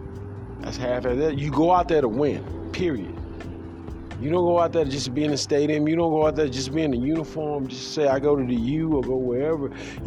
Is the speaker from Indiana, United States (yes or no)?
no; Houston, Texas, United States; I am from Houston, Texas.